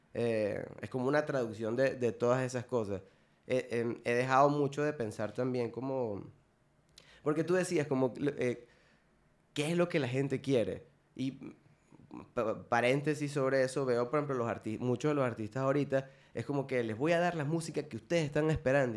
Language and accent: Spanish; Puerto Ordaz, Bolívar, Venezuela; moved away as an adult; now in Monterrey, Mexico; no en mi ciudad natal, pero la ciudad donde crecí, eh, que se llama Puerto Ordaz.